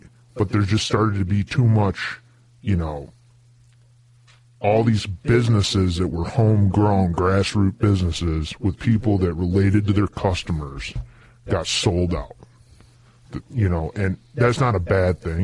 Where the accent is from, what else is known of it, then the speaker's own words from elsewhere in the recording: New York, United States; I grew up in New York